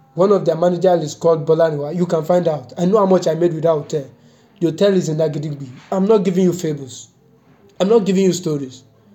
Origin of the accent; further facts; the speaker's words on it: London, United Kingdom; I'm from London. I came from UK.